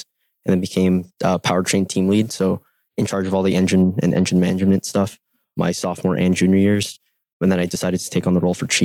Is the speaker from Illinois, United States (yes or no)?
no; San Francisco, California, United States; moved away as an adult; now in Indiana, United States; I'm born and raised in San Francisco, California